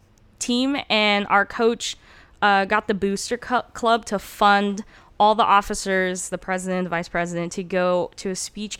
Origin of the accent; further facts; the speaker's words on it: Redlands, California, United States; first language Turkish; English is a second language; also born or lived in Turkey; I'm from Redlands, California. Okay. At least that's where I went to high school.